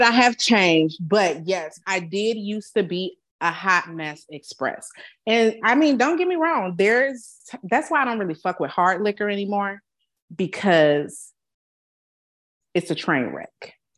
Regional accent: Chicago, Illinois, United States; also born or lived in Alabama; now in San Antonio, United States; I'm from Chicago

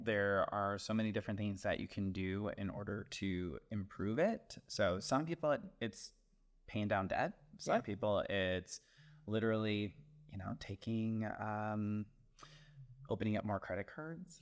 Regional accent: the area Jeffrey Dahmer is from, Midwest, United States; now in Chicago, United States; Jeffrey his Dahmer is from my hometown, so I'm like, well, not my hometown, but like my area.

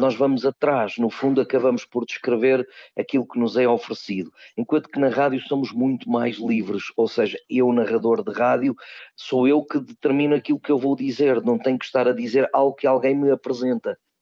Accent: Peso da Régua, Norte, Portugal; moved away; quando eu era jovem e vivia na minha terra natal, Peso da Régua, no Alto Douro

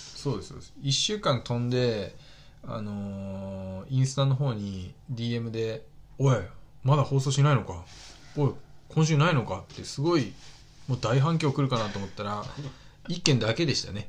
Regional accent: Okayama, Japan; moved away; 僕の地元の天満屋

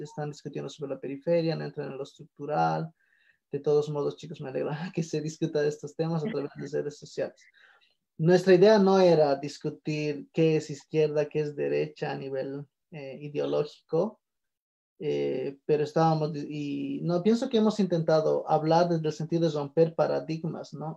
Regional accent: Bolivia; en países que Bolivia, donde no tenemos una industrialización fuerte

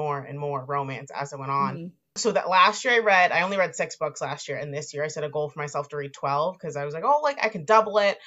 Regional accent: Boston, Massachusetts, United States; I'm from Boston.

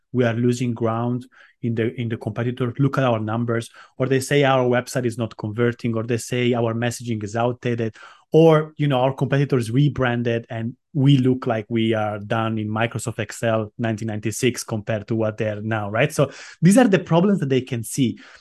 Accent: Italy; moved away as an adult; also born or lived in Armenia / London; now in Cyprus; My mom is Estonian, but I grew up in Italy

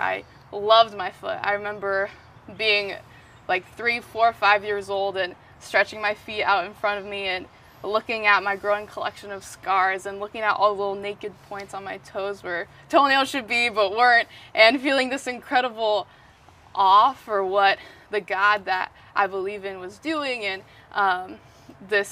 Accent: Bay Area, California, United States; also born or lived in Washington; main place I grew up was the Bay Area

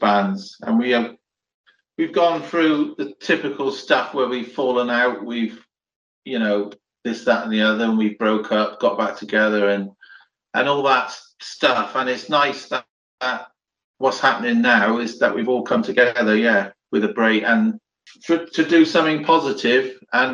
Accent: the West Country, South West England, United Kingdom

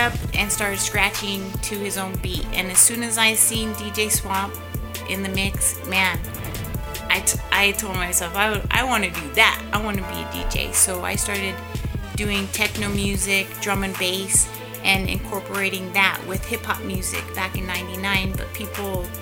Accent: Colorado, United States; I'm from Colorado, 970

